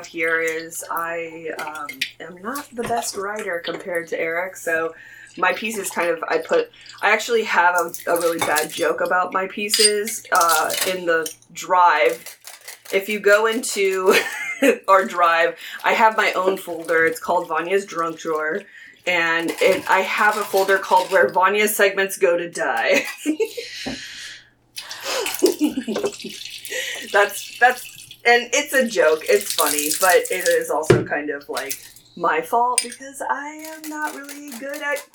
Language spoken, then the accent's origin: English; Chile; I'm from Chile